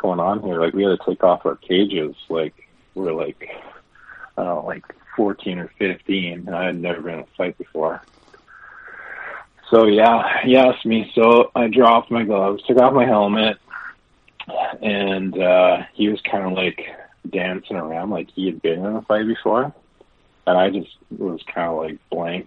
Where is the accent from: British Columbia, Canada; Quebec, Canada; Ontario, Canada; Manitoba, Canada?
Manitoba, Canada; Winnipeg; born and raised in Winnipeg, played my minor hockey